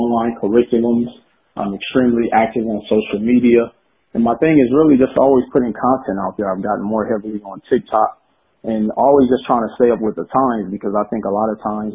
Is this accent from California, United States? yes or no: no; Milwaukee, Wisconsin, United States; I was born in Milwaukee, Wisconsin